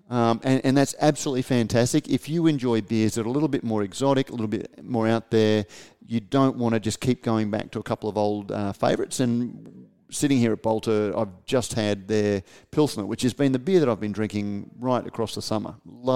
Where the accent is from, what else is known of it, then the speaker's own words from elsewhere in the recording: Queensland, Australia; as a Queenslander